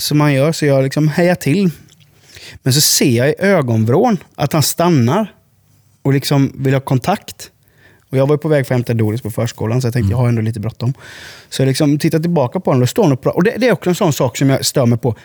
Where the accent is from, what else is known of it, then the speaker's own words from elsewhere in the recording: Sweden; also born or lived in Huskvarna; now in Habo, Sweden; som svenskar